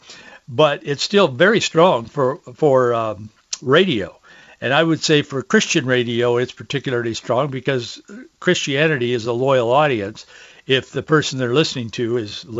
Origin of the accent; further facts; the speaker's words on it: Yakima, Washington, United States; growing up in Yakima, in the Yakima Valley.